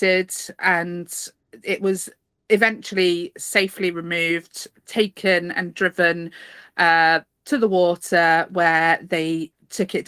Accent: Cornwall, South West England, United Kingdom; moved away; as a Cornish person

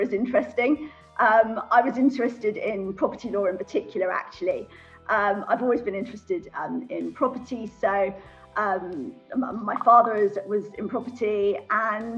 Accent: London, United Kingdom; moved away as an adult; also born or lived in Switzerland; I'm originally from London, North London. Went to all girls school in North London, North London Collegiate School

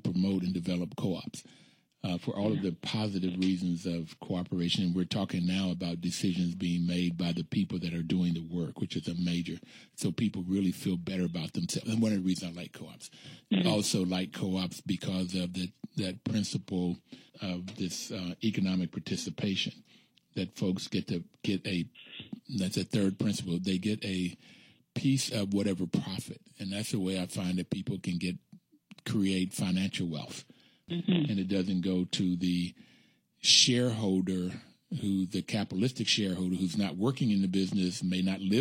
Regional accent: Appalachia, United States; I'm from Appalachia

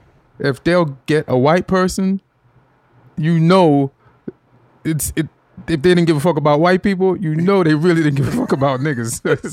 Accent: England, United Kingdom; born there; I was born in England.

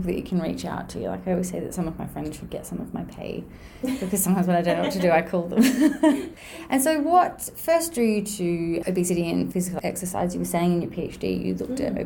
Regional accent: Adelaide, South Australia, Australia; moved away; I'm from Adelaide originally

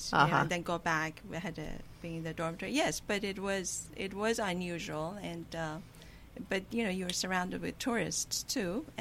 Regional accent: Iran; moved away; also born or lived in Israel; My family had come from Iran. I was born in Iran

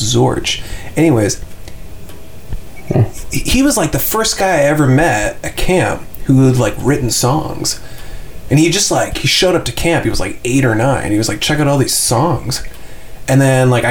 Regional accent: Toronto, Ontario, Canada; also born or lived in Thornhill / Lasqueti Island, British Columbia; I'm from Thornhill, but I pretty much grew up in Toronto

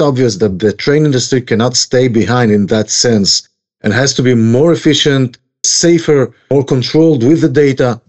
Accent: Tel Aviv, Tel Aviv District, Israel; moved away as an adult; now in Kedumim; Originally from Tel Aviv, and then I moved with my wife to Kedumim, Shomron area

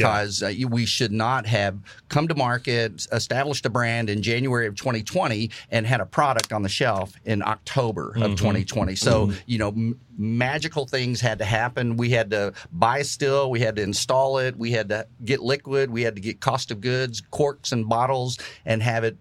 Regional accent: Kentucky, United States; I was born in Kentucky

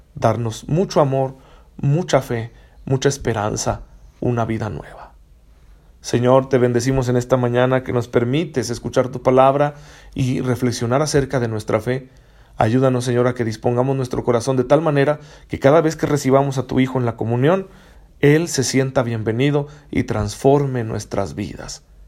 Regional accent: Mexico; como mexicanos

